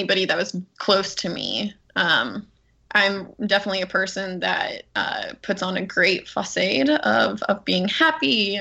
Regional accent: Southern California, United States; moved away as an adult; also born or lived in North Carolina; now in Charleston, United States; I'm from Southern California originally

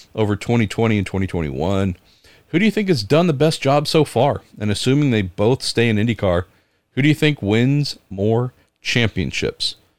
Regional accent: San Francisco, California, United States; my hometown, home area, San Francisco

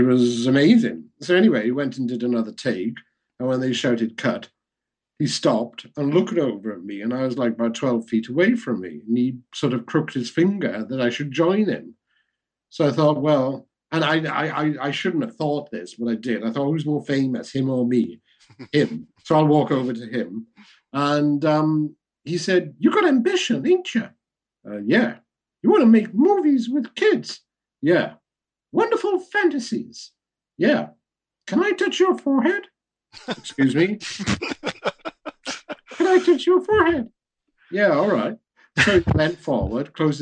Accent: Wales, United Kingdom; being Welsh

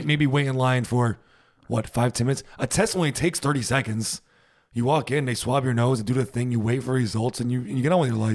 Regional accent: United States; now in Germany

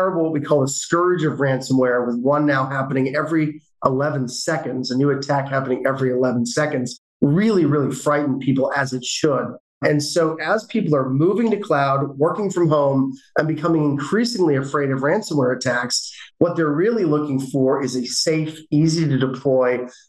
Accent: London, United Kingdom; born there; moved away; I was born in London, England. My family moved over here due to my father's position at Wang Labs, if you remember Wang back in the day.

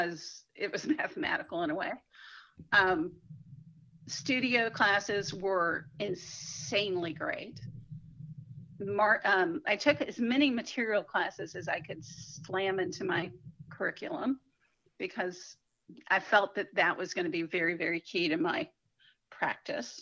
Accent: Atlanta, Georgia, United States; also born or lived in South Florida / New York; now in Charlotte, United States; I grew up in Atlanta

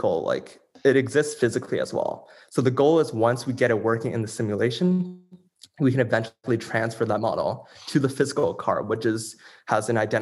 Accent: Toronto, Ontario, Canada; I'm from Toronto, Canada, and I've lived in the Greater Toronto area my entire life.

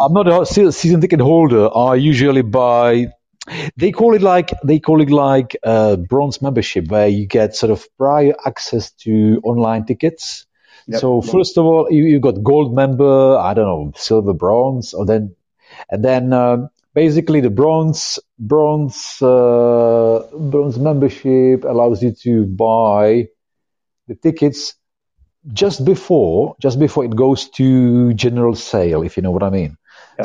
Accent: Czechia; now in Brighton, United Kingdom; I come from Czech Republic

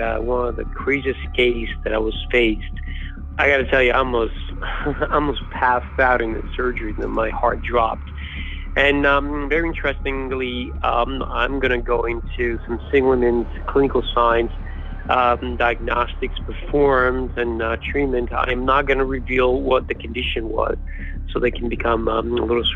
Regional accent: Naples, Campania, Italy; moved away as an adult; also born or lived in Madrid, Spain / Canary Islands, Spain; now in United States; I'm from Italy originally. I grew up in Naples and I lived there for 20 years.

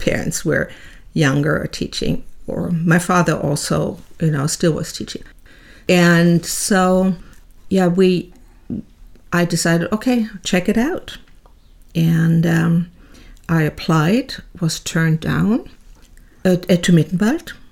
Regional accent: Bad Kreuznach, Rhineland-Palatinate, Germany; moved away; I was born in Bad Kreuznach at the time West Germany, and into a typical middle class family

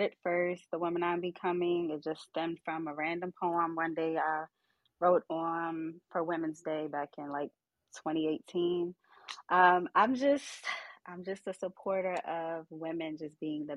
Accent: Baltimore, Maryland, United States; I'm from Baltimore

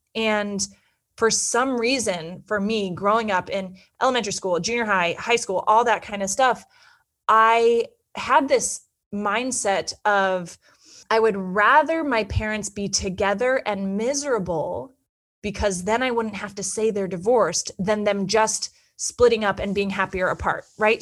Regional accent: Petaluma, California, United States; moved away as an adult; also born or lived in Santa Barbara / New York City; I grew up in Northern California in a small town called Petaluma, which is in Sonoma County

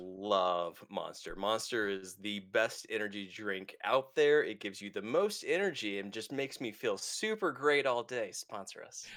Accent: United States; I'm an American

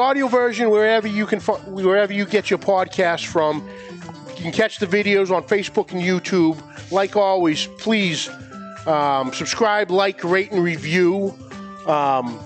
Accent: Woburn and Winchester, Massachusetts, United States; where we grew up in Woburn and Winchester, we grew up on Andrea's

